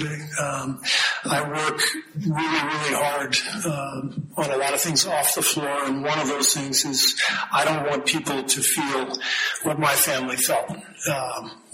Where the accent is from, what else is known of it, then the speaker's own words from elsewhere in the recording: United States; I love being an American. That's why I love my country.